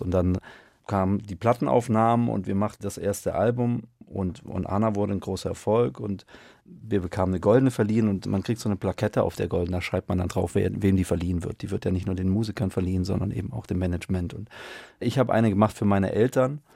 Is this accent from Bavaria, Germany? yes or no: no; Stuttgart, Baden-Württemberg, Germany; ich bin in Stuttgart aufgewachsen